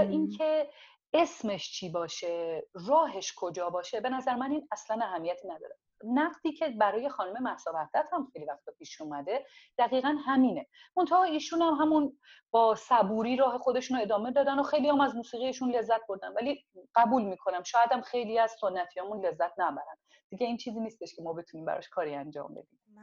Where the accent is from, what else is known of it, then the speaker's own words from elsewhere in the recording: Tehran, Tehran Province, Iran; first language Azerbaijani; Persian is a second language; moved away as an adult; also born or lived in Tabriz, Iran; now in Toronto, Canada; متولد تبریز هستم ولی بزرگ شده تهران هستم